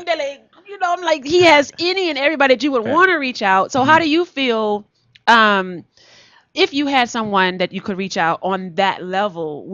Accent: Houston, Texas, United States; I'm from Houston

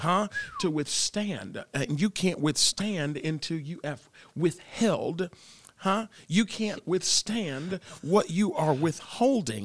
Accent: Tampa, Florida, United States; I grew up in Tampa

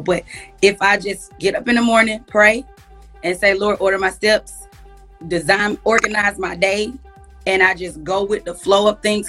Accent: Atlanta, Georgia, United States; I grew up in Atlanta, Georgia

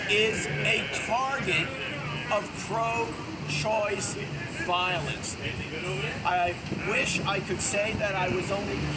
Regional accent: Washington, District of Columbia, United States; Monday, in my hometown of DC, there's a group called Shutdown DC

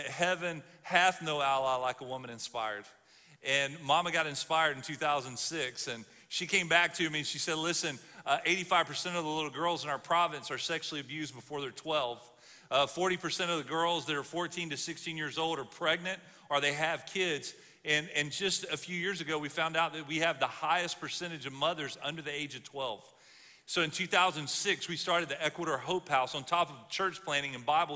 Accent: Alabama, United States; I'm from the South. I grew up in Alabama

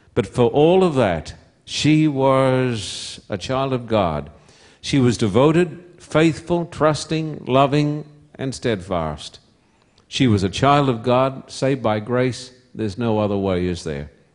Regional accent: Somerset Dam, Queensland, Australia; moved away; also born or lived in Esk, Queensland; I was born in Esk, a little town that if you blink your eyes as you drive through, you'll miss it. Little town about sixty, seventy, eighty miles from Brisbane, which is the capital of Queensland. And I was brought up at Somerset Dam

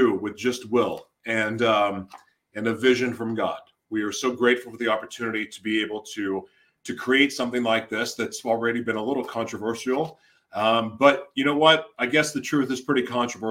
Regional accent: Oklahoma City, Oklahoma, United States; I grew up in Oklahoma City. I graduated from Westmore

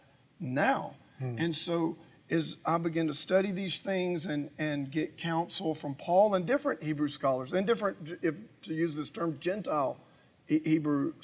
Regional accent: United States; as an American, as a Westerner

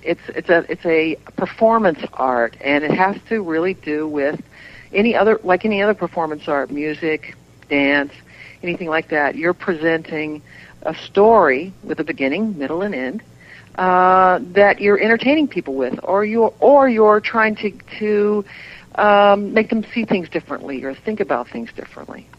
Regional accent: Southern Indiana, United States; moved away; I grew up in Southern Indiana

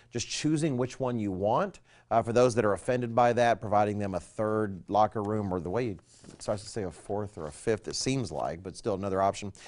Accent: United States; I am an American

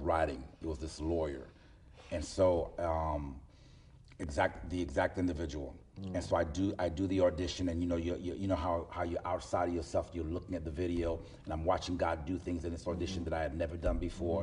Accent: Miami, Florida, United States; that's my hometown

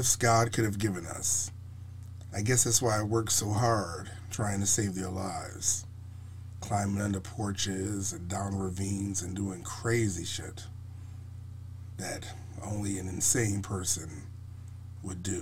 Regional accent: Buffalo, New York, United States; I was raised in Buffalo, New York.

